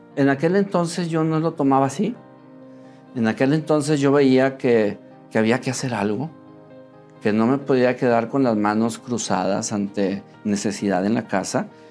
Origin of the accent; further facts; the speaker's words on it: Monterrey, Nuevo León, Mexico; soy Regio, eh, nací aquí en Monterrey